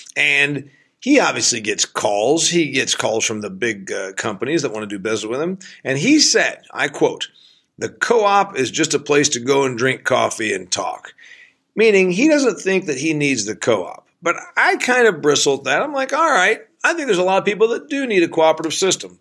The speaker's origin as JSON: {"language": "English", "region": "Northeast Indiana", "country": "United States", "said": "I'm from Northeast Indiana."}